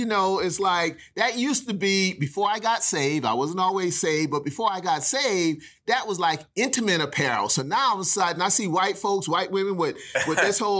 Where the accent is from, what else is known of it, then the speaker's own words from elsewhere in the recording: South Carolina, United States; We were right smack in the middle of integration in South Carolina.